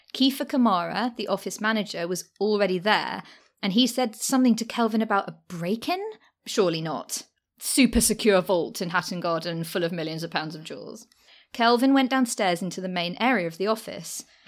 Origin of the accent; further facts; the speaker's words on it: London, United Kingdom; also born or lived in Deptford, London; I did used to live there, and I grew up in the Docklands.